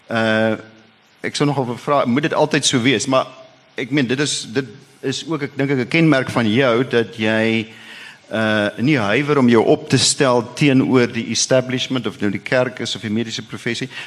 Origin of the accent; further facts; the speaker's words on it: Free State, South Africa; Nou daar waar ek vandaan kom in die Vrystaat en met die Heidelbergse Katekismes is ons geleer ons hooftaak is om God en die naaste te dien.